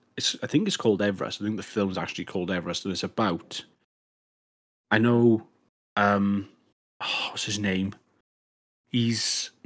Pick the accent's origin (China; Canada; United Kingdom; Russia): United Kingdom; Yate, South West England; I'm from Yate, and that reminds me of that.